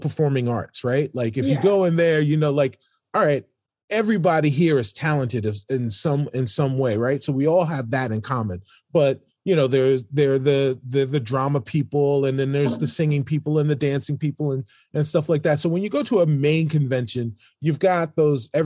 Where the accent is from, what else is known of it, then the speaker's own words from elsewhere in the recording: New York City, New York, United States; I'm from New York City